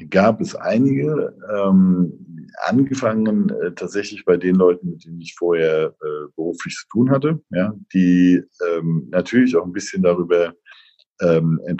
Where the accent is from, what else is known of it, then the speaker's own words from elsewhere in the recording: Bad Kreuznach, Rhineland-Palatinate, Germany; moved away as an adult; also born or lived in Mainz; now in Northern Germany; Ich war 40 Jahre lang vorher, bin ich nicht aus dem Rhein-Main-Gebiet weggekommen. Ich bin in Bad Kreuznach geboren ähm, und war dann eben die letzten 10, 15 Jahre in Mainz, um Mainz herum aktiv